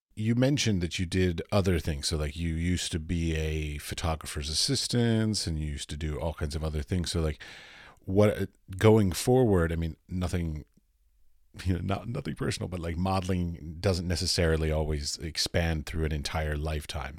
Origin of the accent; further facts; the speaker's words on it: United States; moved away as an adult; now in Europe; I'm from America, but I currently live in Europe